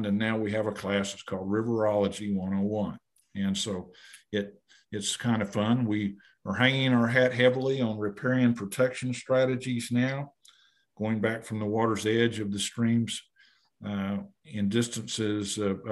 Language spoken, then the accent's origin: English; Muskogee, Oklahoma, United States; Growing up in Muskogee